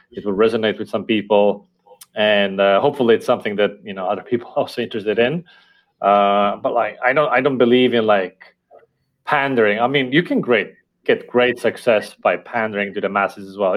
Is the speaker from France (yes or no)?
no; Estonia; first language Estonian; English is a second language; my native language, which is Estonian